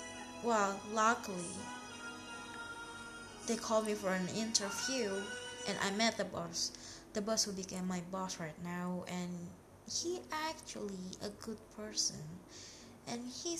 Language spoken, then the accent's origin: English; Jakarta, Indonesia; English is a second language; now in Bali, Indonesia; I mean, here in Bali, my friend lives in another city, you know, because I came from Jakarta.